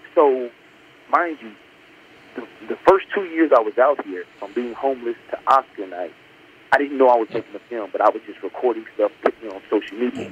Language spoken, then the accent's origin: English; Memphis, Tennessee, United States; moved away as an adult; now in Los Angeles, United States; I grew up in Memphis, Tennessee